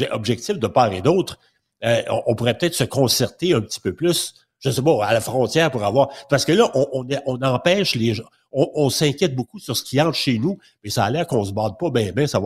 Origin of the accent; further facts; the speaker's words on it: Quebec, Canada; chez nous au Québec